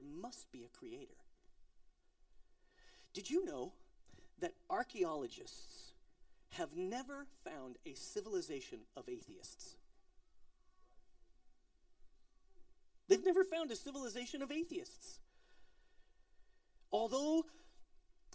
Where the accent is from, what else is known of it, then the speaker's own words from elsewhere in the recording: Colorado, United States; I'm from Colorado